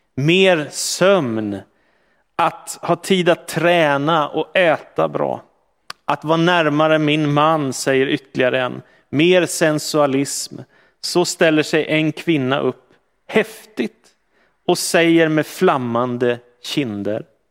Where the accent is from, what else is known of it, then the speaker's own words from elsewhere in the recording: Stockholm, Stockholm County, Sweden; växte jag upp i en miljö som var ganska sekulariserad i Stockholm